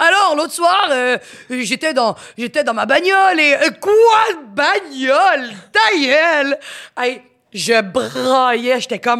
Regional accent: Quebec, Canada; accent: Quebec French; mon accent, quand même, c'est pas un accent québécois très prononcé, fait que je me, je m'adapte très bien.

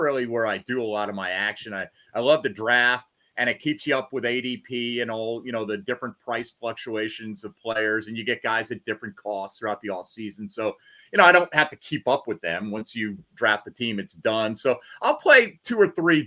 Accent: Connecticut, United States; now in Jacksonville, United States; I grew up in Connecticut.

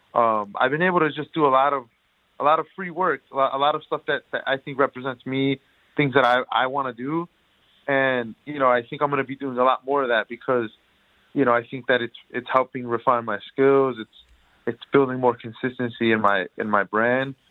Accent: Detroit, Michigan, United States; I grew up in Detroit uh, my whole life

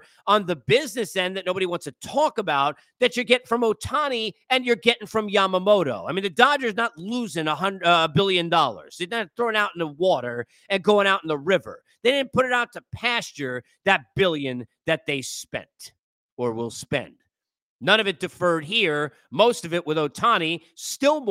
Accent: New York, United States; also born or lived in Los Angeles; I'm a New Yorker. Now, I've lived in L.A. I lived there for 3 years, but I'm a New Yorker

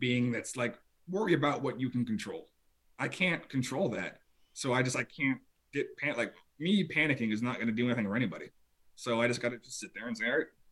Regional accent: Tampa, Florida, United States; moved away; I grew up in Tampa, Florida

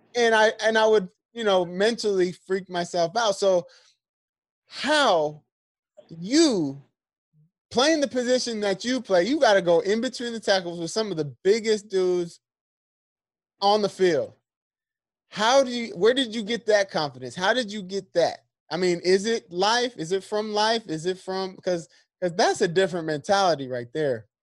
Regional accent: San Diego, California, United States; this is where I'm from. I'm from San Diego.

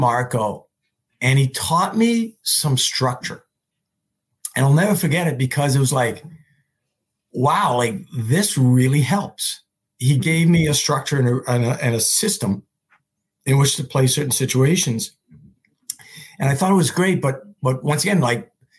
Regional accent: Montreal, Quebec, Canada; moved away; I was home at Christmas. I'm from Montreal.

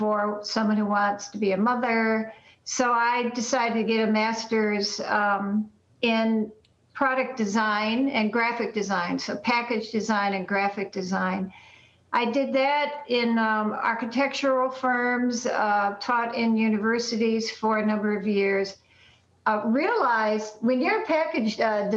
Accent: Detroit, Michigan, United States; I was born in Detroit, Michigan

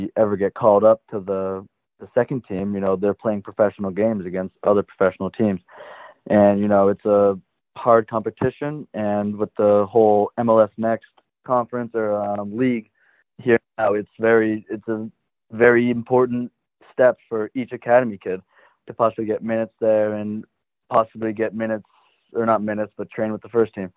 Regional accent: Hamilton, Massachusetts, United States; also born or lived in Indiana; obviously it's my hometown, being from Hamilton Wenham.

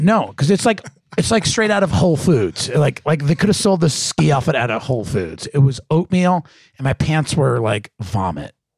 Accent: New Jersey, United States; now in Manhattan Beach, United States; I'm Italian from Jersey

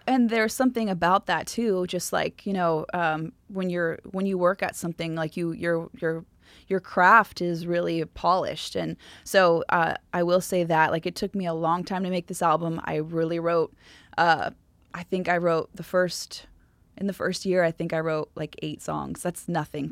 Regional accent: Southern California, United States; I was from Ca, Southern California

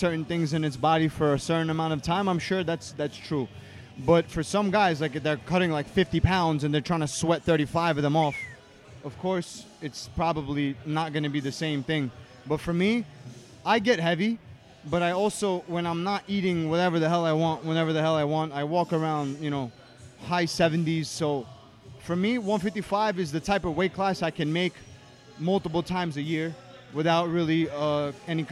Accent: New York City, New York, United States; I'm from Brooklyn

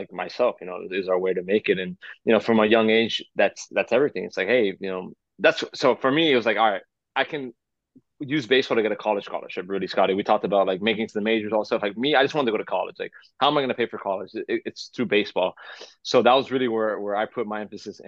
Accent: Miami, Florida, United States; growing up in Miami, I just love sports, and you know, coming from a Cuban background

